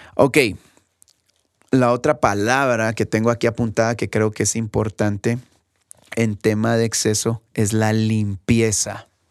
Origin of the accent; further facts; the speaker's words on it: Guatemala; aquí en mi país, aquí en Guatemala